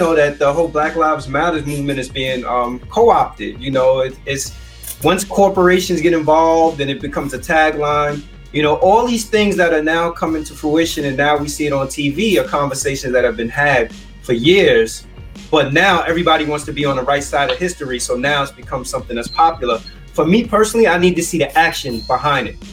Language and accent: English; New York City, New York, United States; I grew up in the South Bronx, went to school in the South Bronx